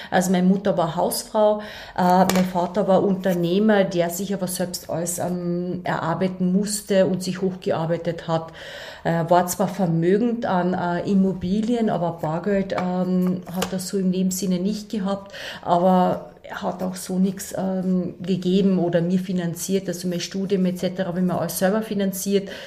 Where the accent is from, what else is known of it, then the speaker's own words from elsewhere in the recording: Klagenfurt, Carinthia, Austria; nein, ich bin da aufgewachsen in Klagenfurt, ähm, aber ich habe sechs Geschwister.